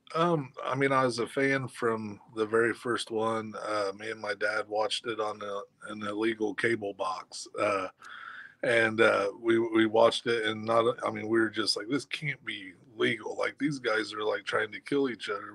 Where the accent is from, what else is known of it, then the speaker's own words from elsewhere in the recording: Kokomo, Indiana, United States; here in my hometown